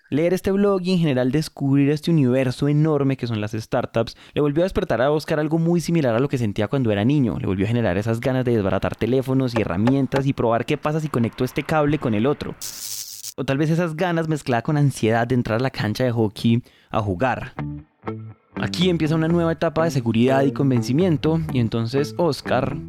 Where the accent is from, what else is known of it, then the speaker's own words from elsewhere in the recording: Colombia; ubicada en la zona cafetera del país, muy muy cerca donde yo crecí